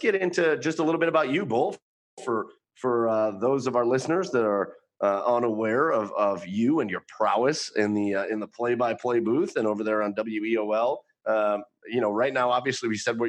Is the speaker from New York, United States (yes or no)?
no; Rocky River, Ohio, United States; my hometown brewery